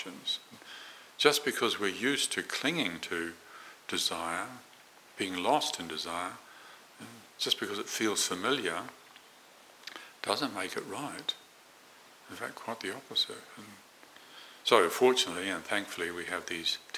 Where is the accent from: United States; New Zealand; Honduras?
New Zealand; Morrinsville, Waikato; where I grew up in New Zealand, a small town called Moranville